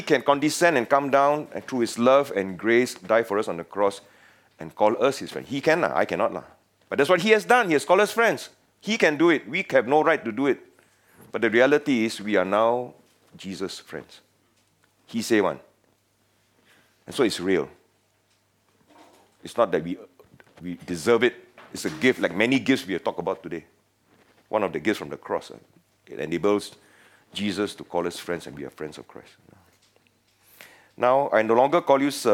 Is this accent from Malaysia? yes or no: yes; Penang, Malaysia; now in Singapore; I come from Penang, the best state in Malaysia